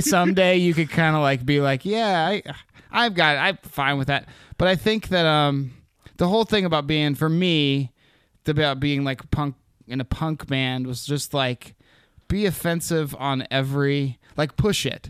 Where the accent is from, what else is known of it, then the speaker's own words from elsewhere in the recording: Anchorage, Alaska, United States; also born or lived in Seattle, Washington; I was born in Anchorage.